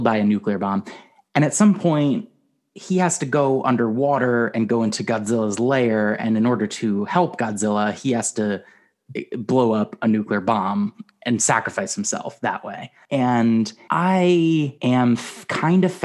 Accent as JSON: {"language": "English", "country": "United States", "said": "I'm an American, and I'm proud to be an American"}